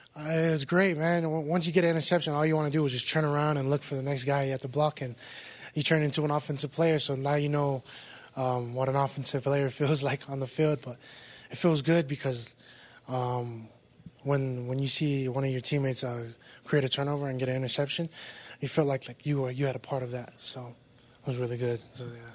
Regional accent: West Valley City, Utah, United States

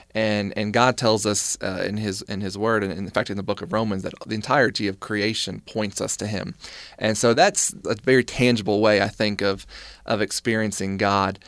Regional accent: North Carolina, United States; moved away as an adult; now in Utah, United States; Growing up in North Carolina, which is part of the Bible Belt

